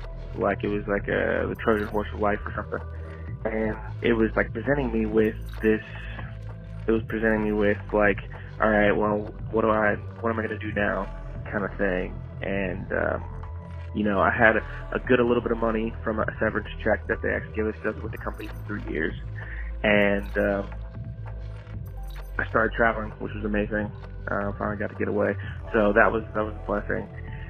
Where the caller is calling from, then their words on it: Houston, Texas, United States; I'm calling in from Texas.